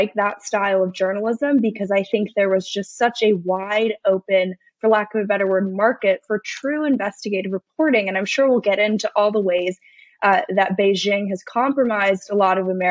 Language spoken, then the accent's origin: English; Los Angeles, California, United States; I am from Los Angeles, but somehow I managed to make it out as conservative